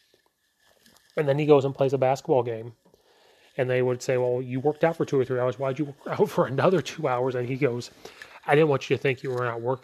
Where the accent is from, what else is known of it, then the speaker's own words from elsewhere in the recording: Illinois, United States; growing up in Illinois